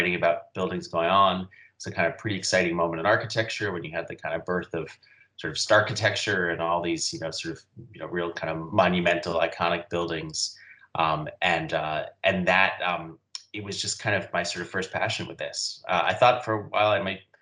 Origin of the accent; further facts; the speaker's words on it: New York City, New York, United States; also born or lived in Massachusetts; I grew up in New York City, left for about 10 years, but I've been back here now for about 15 years